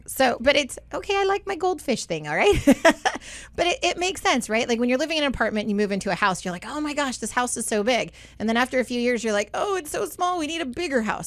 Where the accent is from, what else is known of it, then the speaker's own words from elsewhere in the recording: Southern California, United States; growing up in Southern California